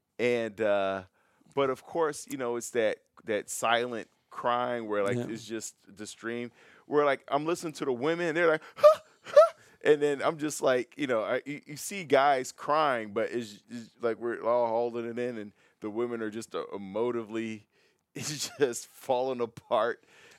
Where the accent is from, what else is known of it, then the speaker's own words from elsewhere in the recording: Chicago, Illinois, United States; I'm from Chicago